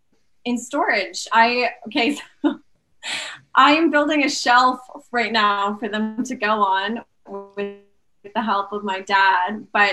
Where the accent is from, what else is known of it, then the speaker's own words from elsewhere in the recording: St. Albert, Alberta, Canada; now in Edmonton, Canada; I was born in St. Albert, Alberta. Okay. And I lived there my whole life, except for this past year. I've just been in Edmonton